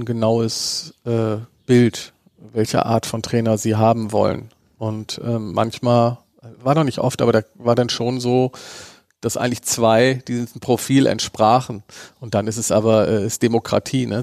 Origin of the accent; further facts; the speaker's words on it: Bremen, Germany; einen gebürtigen Bremer wie mich